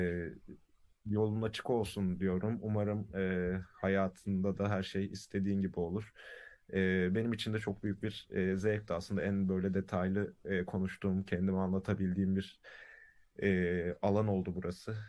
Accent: Istanbul, Turkey; also born or lived in Karadeniz Ereğli, Turkey; İstanbul'da doğuyorum. Bir yaşında falan Karadeniz Ereli'ye taşınıyoruz. Ee, sonra 7 yaşında da İstanbul'a geri dönüyorum.

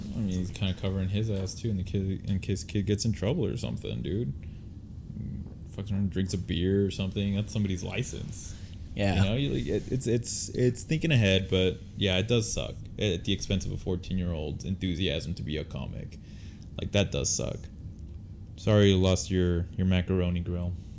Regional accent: Utah, United States; We're from Utah.

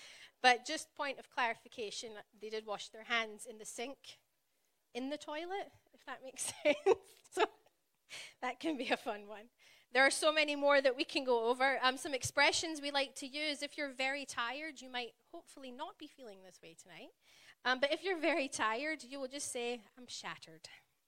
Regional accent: Glasgow, Scotland, United Kingdom; accent: Glaswegian; It's known as the Glaswegian accent, and it is one of a kind. And if you've ever been to Glasgow, or anywhere in Scotland, really, I do slow my accent down when I come here. I know as soon as I step foot back home, it will start to get thicker.

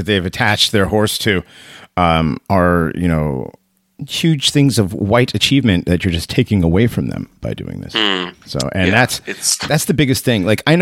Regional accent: West Hartford, Connecticut, United States; I grew up around West Hartford

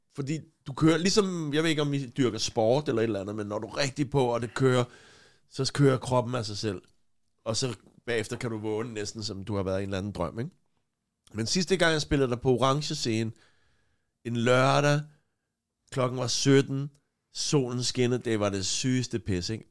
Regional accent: Copenhagen, Capital Region of Denmark, Denmark; jeg voksede op på Christianshavn

